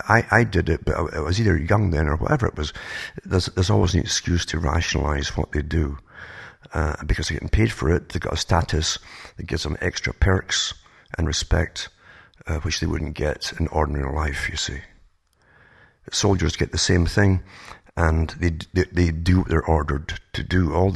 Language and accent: English; United Kingdom; now in Canada; I used to be amazed because I came from Britain, for instance, to Canada and went through the States as well.